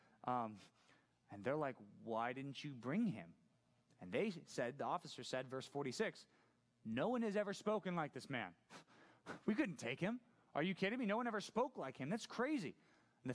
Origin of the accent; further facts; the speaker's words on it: Laguna Hills, California, United States; also born or lived in San Clemente / Aliso Viejo; Grew up in Laguna Hills